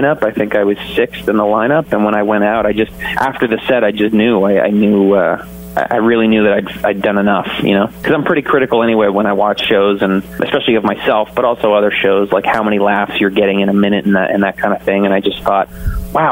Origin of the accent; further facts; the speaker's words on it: Canada; also born or lived in Toronto; my home country